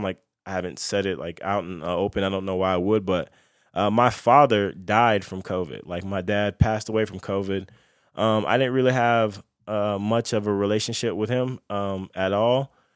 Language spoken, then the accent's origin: English; Lakeland, Florida, United States; where I'm from, I'm from Lakeland, Florida